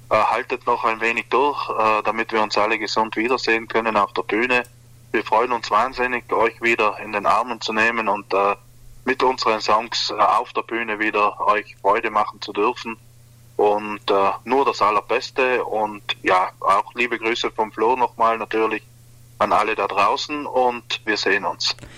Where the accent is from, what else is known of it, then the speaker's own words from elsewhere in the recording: South Tyrol, Trentino-Alto Adige, Italy; bei uns in Südtirol